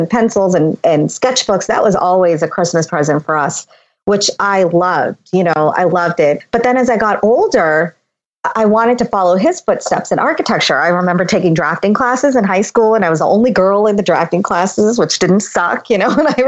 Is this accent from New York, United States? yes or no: no; Boston, Massachusetts, United States; also born or lived in India; I grew up in the South Shore of Boston